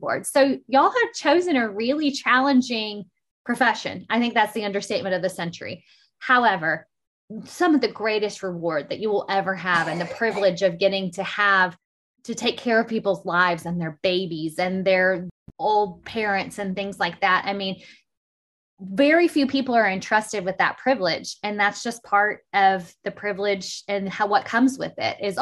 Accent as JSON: {"language": "English", "region": "Arkansas", "country": "United States", "said": "I'm from Arkansas"}